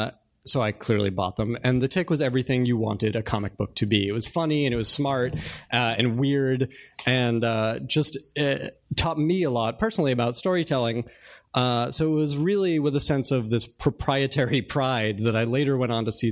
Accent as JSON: {"language": "English", "region": "Massachusetts", "country": "United States", "tie": "born or raised there", "said": "I grew up in Massachusetts"}